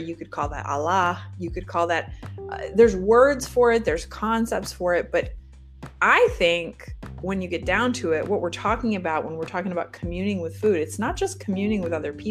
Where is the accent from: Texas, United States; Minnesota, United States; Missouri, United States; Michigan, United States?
Michigan, United States; I grew up in Michigan